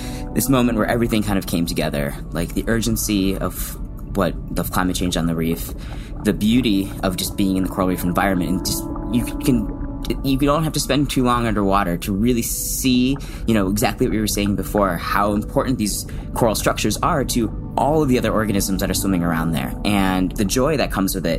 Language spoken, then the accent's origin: English; Chicago, Illinois, United States; moved away; I'm from the Midwest. I'm from Chicago.